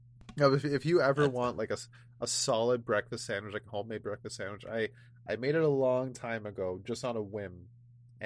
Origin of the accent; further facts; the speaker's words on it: Ontario, Canada; I'm from Ontario